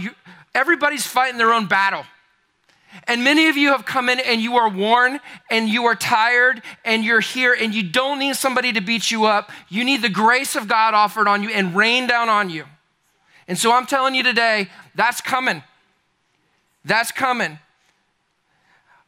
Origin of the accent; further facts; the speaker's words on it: Charlotte, North Carolina, United States; I'm from Charlotte, North Carolina.